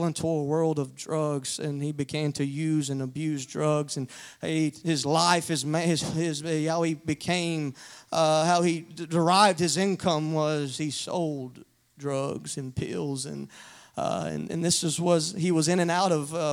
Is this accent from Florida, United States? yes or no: no; Louisiana, United States; now in Odessa, United States; I'm originally from Louisiana, but I abide in Odessa now.